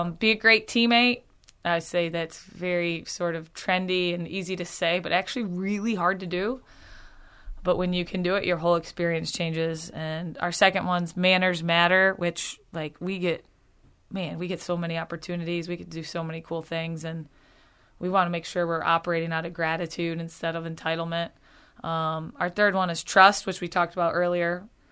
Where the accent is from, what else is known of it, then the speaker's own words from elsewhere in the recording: Okemos, Michigan, United States; moved away as an adult; born and raised, family here, um, a wonderful place to grow up